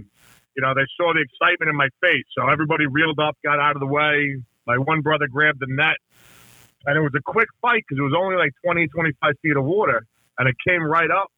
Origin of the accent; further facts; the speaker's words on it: Long Island, New York, United States; I grew up on Long Island, still live on Long Island